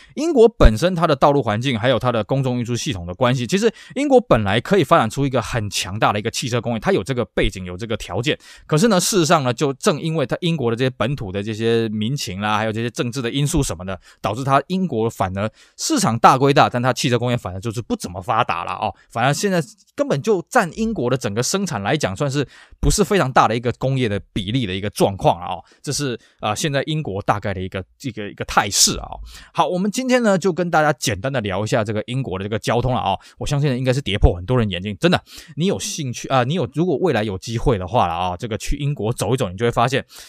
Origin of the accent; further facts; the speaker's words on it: Taiwan; 尤其在我们台湾这边